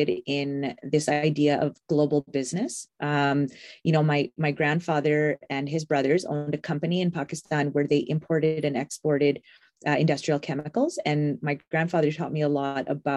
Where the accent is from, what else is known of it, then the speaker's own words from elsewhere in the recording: Edmonton, Alberta, Canada; I grew up here in Edmonton, born and raised